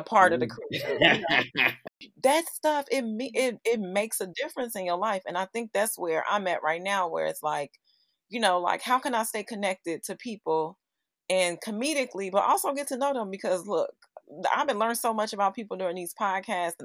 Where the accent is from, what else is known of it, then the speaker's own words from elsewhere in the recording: Chicago, Illinois, United States; also born or lived in Los Angeles; I'm from Chicago